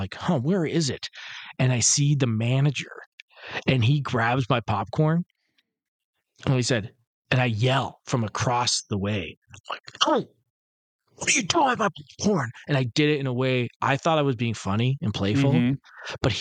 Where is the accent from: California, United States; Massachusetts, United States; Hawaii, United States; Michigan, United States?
Michigan, United States; Detroit; I'm from Detroit